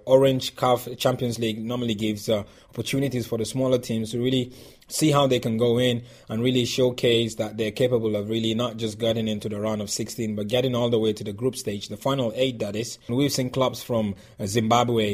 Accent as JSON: {"language": "English", "country": "Nigeria", "said": "I'm Nigerian"}